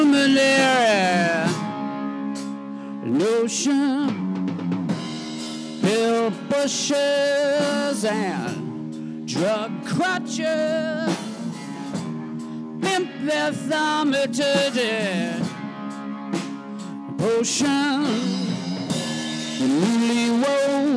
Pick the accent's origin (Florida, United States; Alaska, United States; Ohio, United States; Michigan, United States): Michigan, United States; Detroit; moved away as an adult; also born or lived in New York City; I grew up in Michigan, Detroit area. And then moved to New York City and was there for about a dozen